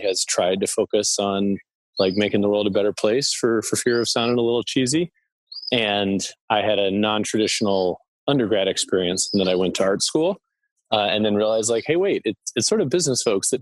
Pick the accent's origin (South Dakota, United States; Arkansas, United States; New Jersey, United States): New Jersey, United States; Summit; moved away as an adult; also born or lived in New York City / Rhode Island / Boston; I grew up in Summit, New Jersey. I was born in New York City